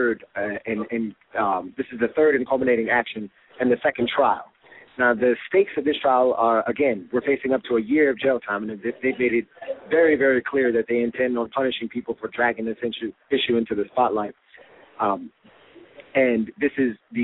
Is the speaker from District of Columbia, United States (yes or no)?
yes; Washington, District of Columbia, United States; now in New York City, United States; as an African-American growing up in Washington, D.C., and now in New York City